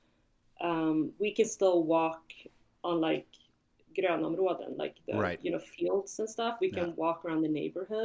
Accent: Ekerö, Stockholm County, Sweden; also born or lived in Hawaii; now in Chicago, United States; I grew up on Ekerö

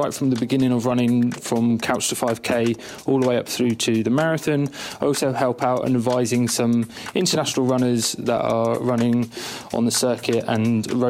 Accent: Bedford, East of England, United Kingdom; I coach a running club up in my hometown of Bedford.

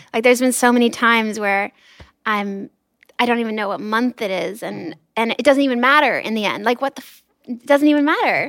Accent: Los Angeles, California, United States; I grew up in Los Angeles

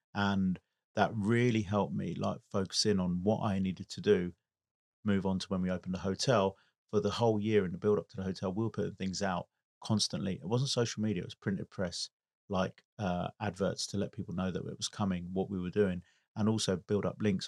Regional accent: United Kingdom; I'm British Italian, born here in the U K

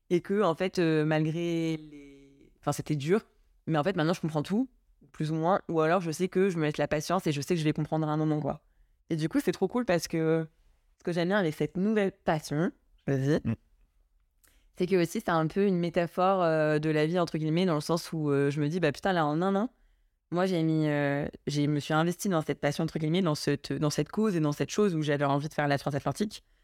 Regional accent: Deauville, Normandy, France; T'as grandi où En Normandie, à Deauville.

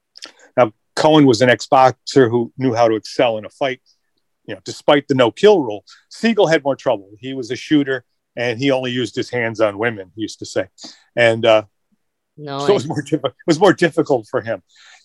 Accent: Rochester, New York, United States; And I grew up in Rochester, New York, a German-American.

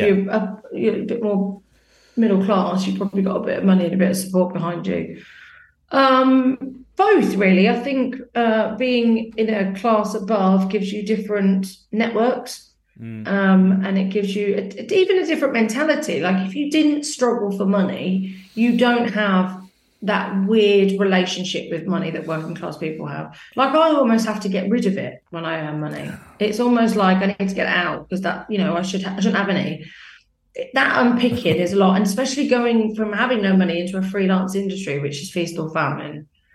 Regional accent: Northampton, East Midlands, United Kingdom; I came from Northampton and I've always paid. I remember when I first moved here and it was like £140 rent a week.

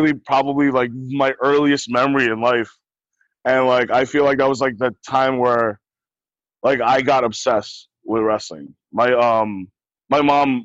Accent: New Jersey, United States; I'm from New Jersey

